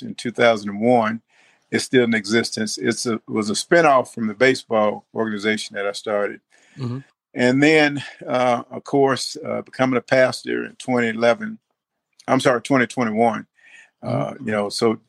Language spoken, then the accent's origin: English; Greenville, Mississippi, United States; moved away as an adult; now in Memphis, United States; I am from Greenville, Mississippi. I was born there, came to Memphis, Tennessee after graduating from high school at the age of 18.